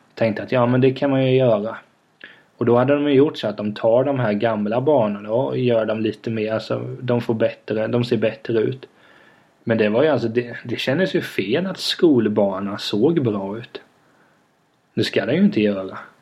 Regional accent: Vena, Sweden; moved away; när man är i Vena då där jag kommer ifrån

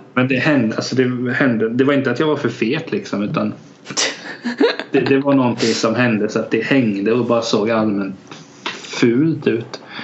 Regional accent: Hultsfred, Kalmar County, Sweden; jag är 26 från Hultsfred

